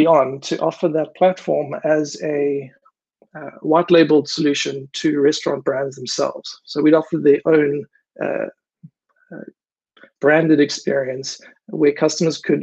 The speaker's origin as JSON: {"language": "English", "town": "Durban", "region": "KwaZulu-Natal", "country": "South Africa", "tie": "born or raised there", "moved": "as an adult", "lives_now": "Amsterdam, Netherlands", "said": "I grew up in Durban in South Africa"}